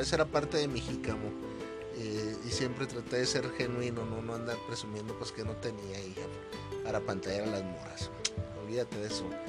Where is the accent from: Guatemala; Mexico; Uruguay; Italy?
Mexico; Acá en México, en mi país